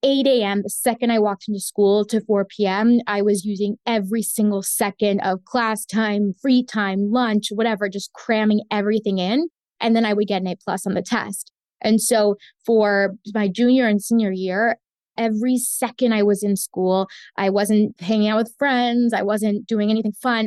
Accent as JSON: {"language": "English", "region": "Florida", "country": "United States", "tie": "born or raised there", "first_language": "Spanish", "second_language": "English", "said": "I was born and raised in Florida"}